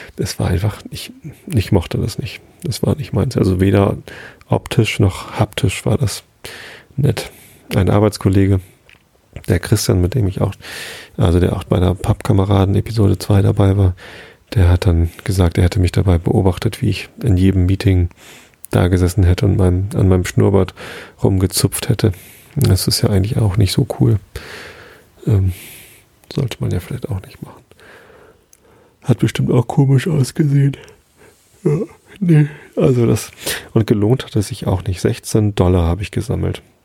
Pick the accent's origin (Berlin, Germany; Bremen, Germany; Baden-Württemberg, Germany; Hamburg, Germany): Hamburg, Germany; als Hamburger